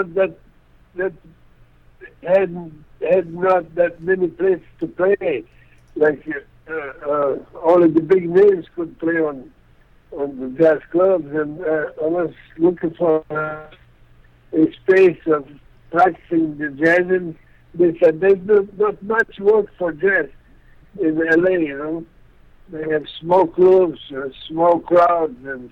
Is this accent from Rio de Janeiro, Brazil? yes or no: no; Acre, Brazil; English is a second language; I was born there. In a small town in the Amazon, Occidental region, Acre